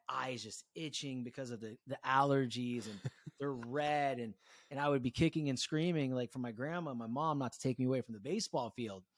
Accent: Concord, California, United States; also born or lived in Walnut Creek, California; I grew up in Walnut Creek, California, Con-, Concord, California, born in Walnut Creek

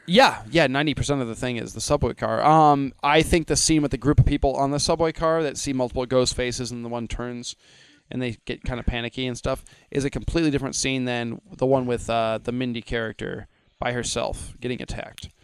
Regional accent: Midwest, United States; I'm a Midwesterner

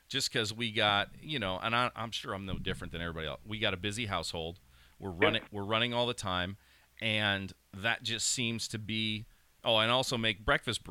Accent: Pennsylvania, United States; growing up in Pennsylvania

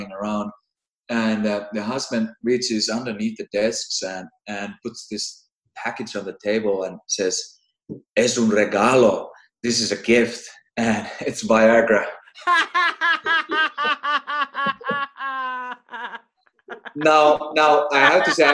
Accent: Finland; I'm from Finland

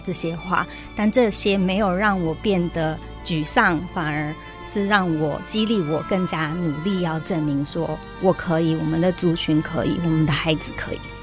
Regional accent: Taiwan; 在我们泰雅族话里面

